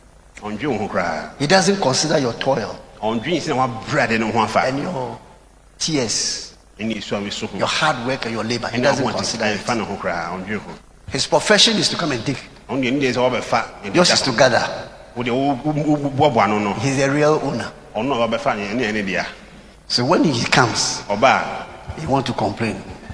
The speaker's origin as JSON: {"language": "English", "town": "Koforidua", "region": "Eastern Region", "country": "Ghana", "tie": "born there", "said": "And I was born in Koforidua."}